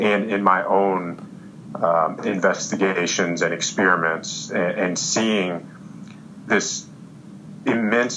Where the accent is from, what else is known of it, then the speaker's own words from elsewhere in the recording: Roanoke, Virginia, United States; also born or lived in New York; my hometown, Roanoke, Virginia